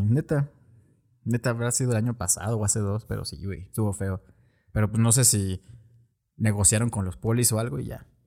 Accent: Mexico; nosotros como mexicanos

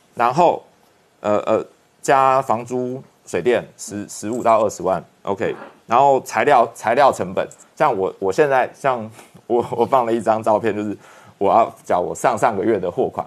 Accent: Taiwan; 我们台湾人民

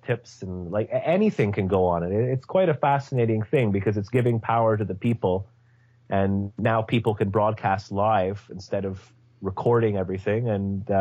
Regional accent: Scotland, United Kingdom; I was born in Scotland in 1974

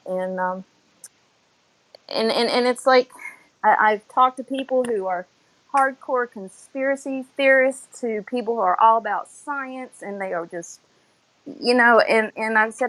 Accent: Florida, United States; I am from South Florida.

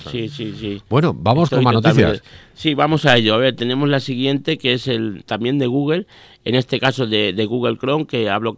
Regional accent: Miguel Esteban, Castilla-La Mancha, Spain; yo cuando la pusieron en mi pueblo, ya todos los pueblos de alrededor, evidentemente, Alcázar, bueno, yo soy de Miguel Esteban, no sé si lo he dicho

